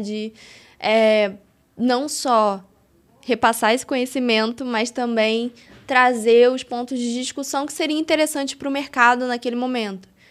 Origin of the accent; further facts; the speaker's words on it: Rio de Janeiro, Brazil; moved away as an adult; now in São Paulo, Brazil; eu sou natural do Rio de Janeiro